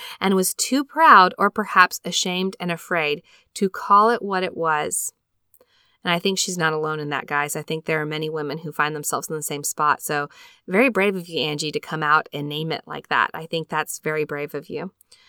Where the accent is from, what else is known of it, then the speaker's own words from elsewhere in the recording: Elk Ridge, Utah, United States; now in Springville, United States; I grew up in Elk Ridge, Utah, and we currently call Springville, Utah home.